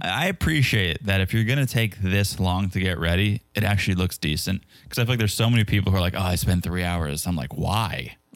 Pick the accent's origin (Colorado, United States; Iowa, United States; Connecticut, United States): Connecticut, United States; now in Florida, United States; Connecticut is my home state